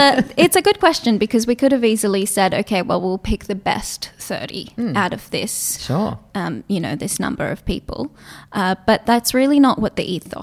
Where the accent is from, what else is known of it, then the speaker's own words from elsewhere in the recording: Gold Coast, Queensland, Australia; English is a second language; also born or lived in Israel; we moved over to Australia as a family in 1996 when I was 8 years old